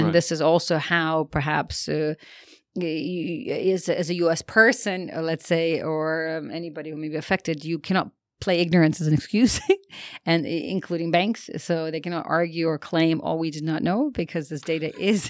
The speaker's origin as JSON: {"language": "English", "country": "United States", "said": "me being an American"}